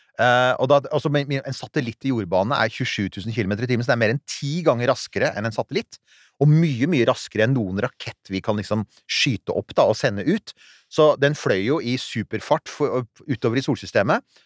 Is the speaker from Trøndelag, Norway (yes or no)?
no; Rykkinn, Akershus, Norway; der jeg vokste opp, på Rykkvin